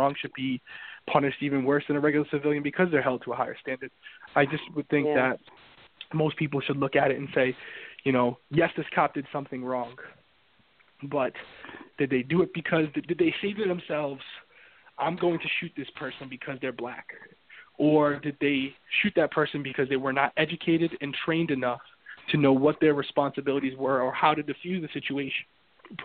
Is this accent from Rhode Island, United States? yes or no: yes; Central Falls, Rhode Island, United States; I grew up there. I grew up in Central Falls.